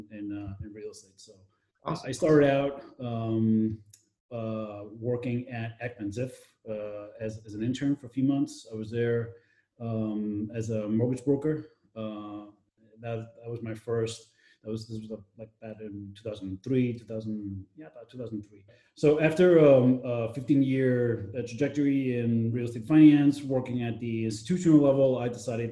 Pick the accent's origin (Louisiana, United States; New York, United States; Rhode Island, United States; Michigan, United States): New York, United States; moved away as an adult; also born or lived in Madrid, Spain; now in Valencia, Spain; I was born in New York, raised for the most part in New York, but I also spent a significant amount of time here in Spain